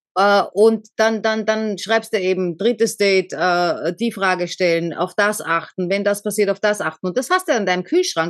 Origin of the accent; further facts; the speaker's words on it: Austria; Also ich bin jetzt erst einmal weg aus Österreich, da war ich was, 19?